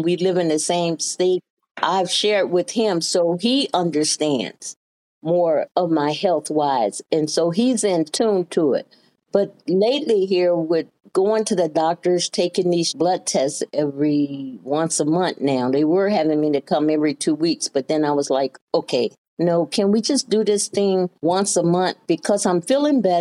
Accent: Birmingham, Alabama, United States; moved away as an adult; now in Ohio, United States; I was born in Birmingham, Alabama

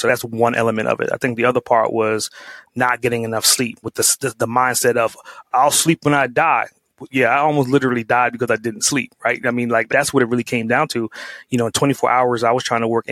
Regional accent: New York City, New York, United States; growing up in Brooklyn

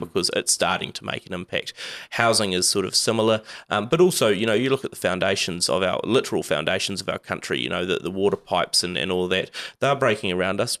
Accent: Whangarei, Northland, New Zealand; I come from Whangarei

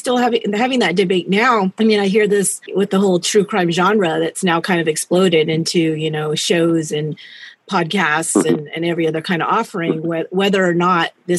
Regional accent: San Jose, California, United States; my hometown where I'm at now, San Jose, California.

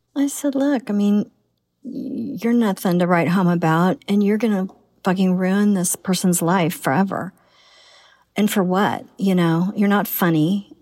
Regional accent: Oklahoma, United States; My daughter, we came all this way from Oklahoma

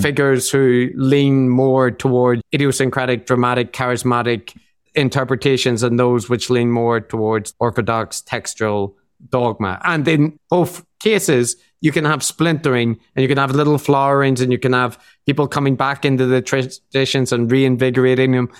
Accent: Ireland; now in Japan; I am Irish.

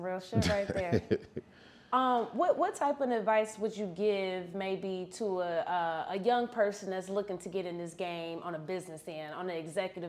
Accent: Ohio, United States; You know, I'm from Ohio.

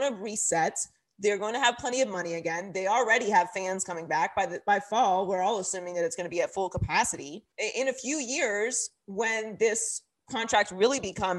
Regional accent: Pittsburgh, Pennsylvania, United States; also born or lived in Miami; now in Los Angeles, United States; I'm from Pittsburgh and I lived in Miami for a long time and now I'm in LA.

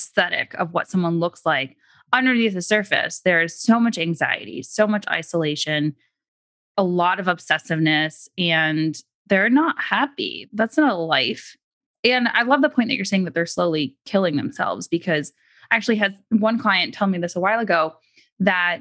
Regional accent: New York City, New York, United States; I'm from New York City

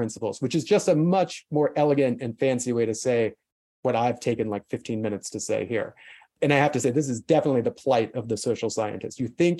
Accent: South Carolina, United States; also born or lived in Kansas; I grew up in South Carolina and Kansas in the 80s and the 90s.

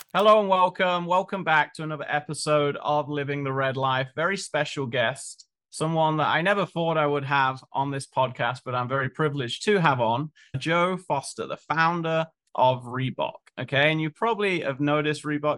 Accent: United Kingdom; moved away; we're both British.

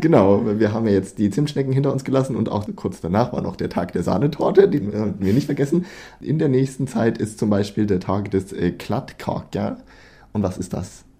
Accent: Germany; now in Sweden; als Deutsche

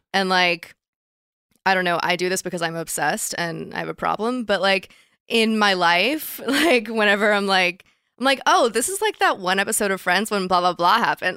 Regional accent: Dallas, Texas, United States; moved away; I grew up in Dallas

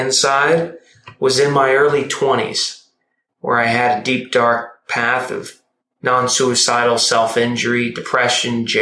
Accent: Hilton Head Island, South Carolina, United States; I grew up in Hilton Head Island, South Carolina.

